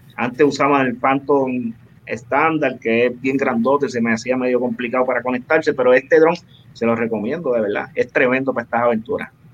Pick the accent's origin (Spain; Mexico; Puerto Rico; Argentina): Puerto Rico; Ciales; de mi pueblo de Ciales